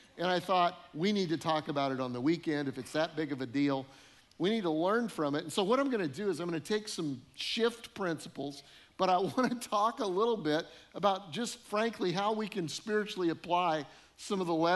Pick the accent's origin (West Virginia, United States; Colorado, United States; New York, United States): Colorado, United States; moved away; also born or lived in northern Illinois; I grew up in Colorado